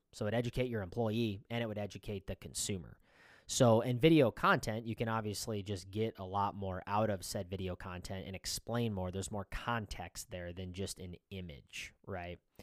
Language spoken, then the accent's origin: English; Iowa, United States; we're from Iowa